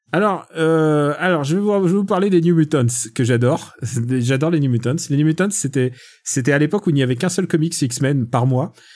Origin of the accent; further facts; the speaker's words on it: Russia; je suis russe